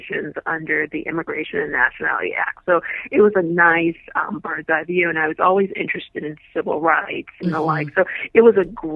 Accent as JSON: {"language": "English", "town": "New York City", "region": "New York", "country": "United States", "tie": "born or raised there", "also_born_or_lived": "Florida", "moved": "yes", "said": "I'm originally from Brooklyn, New York"}